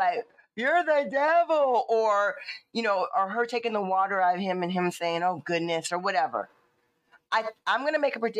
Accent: the South, United States; I'm from the South

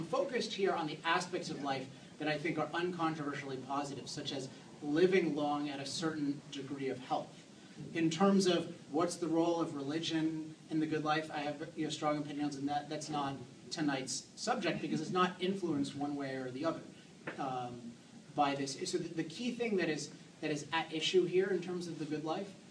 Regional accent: East Coast, United States; now in Southern California, United States; I was born on the East Coast

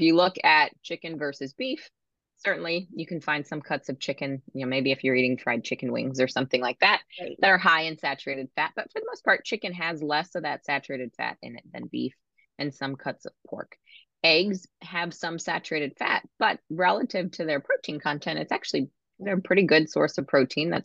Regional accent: Maryland, United States; I'm from Maryland

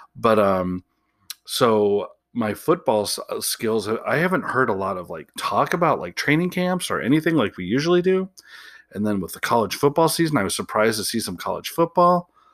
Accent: Chicago, Illinois, United States; now in Portland, United States; I am originally from Chicago, even though I live in Portland now

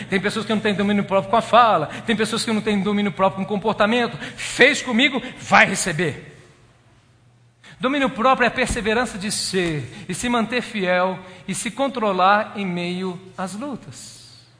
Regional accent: Minas Gerais, Brazil; eu sou muito bom nas compras, eu sou mineirinho. Mineiro é bom nas compras

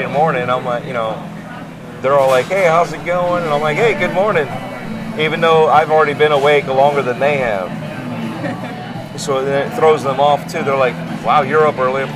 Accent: Chicago, Illinois, United States; I'm from Chicago

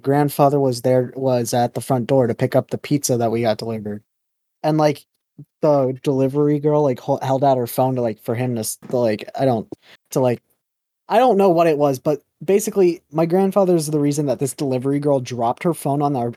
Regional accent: Florida, United States; I'm from Florida

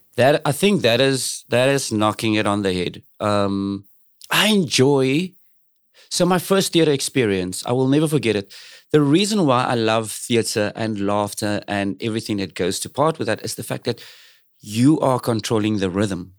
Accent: Cape Town, Western Cape, South Africa; I'm from South Africa

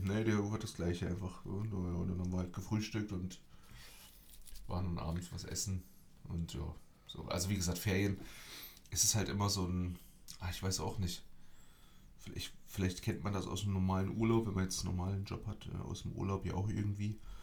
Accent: Germany; moved away; bei uns in Deutschland

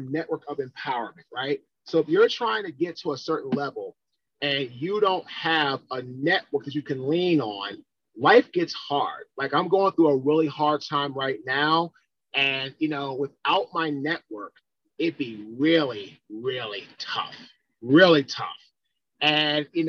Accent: Washington, District of Columbia, United States; I'm from Washington, D.C.

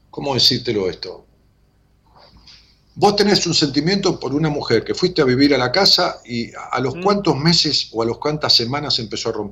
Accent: Berazategui, Buenos Aires Province, Argentina; De Verazategui. Bueno, de Verazategui.

